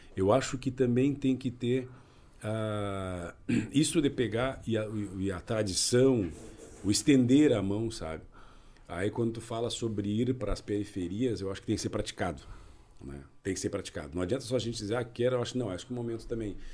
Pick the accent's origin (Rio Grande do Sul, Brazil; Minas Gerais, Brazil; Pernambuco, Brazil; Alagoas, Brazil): Rio Grande do Sul, Brazil; Gaúcho; nós todos somos gaúchos